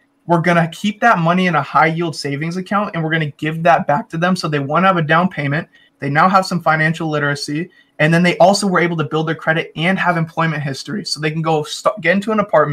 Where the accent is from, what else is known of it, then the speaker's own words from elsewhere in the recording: Federal Way, Washington, United States; I'm from Federal Way, which is like 30 minutes south of Seattle, and I really rep my city hard because I love it here.